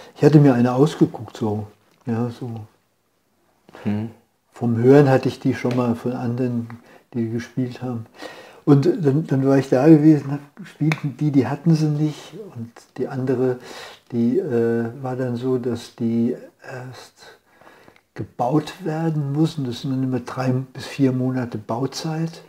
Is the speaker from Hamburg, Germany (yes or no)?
no; Bad Nauheim, Hesse, Germany; moved away; in der Nähe von Frankfurt, Bad Nauheim.